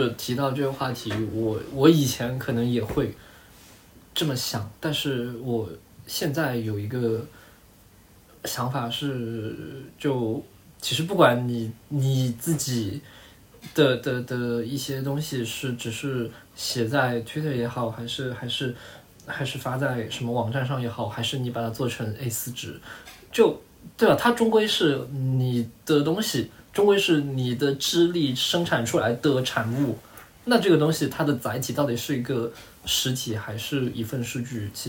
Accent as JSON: {"language": "Chinese", "town": "Zhanjiang", "region": "Guangdong", "country": "China", "tie": "born or raised there", "said": "我就要讲我们老家就是中国舞狮看的是广东，然后广东舞狮里面不能忽视的一股力量就是我们湛江，好吗？真的，我们湛江有一条村，那条村就是以舞狮闻名的"}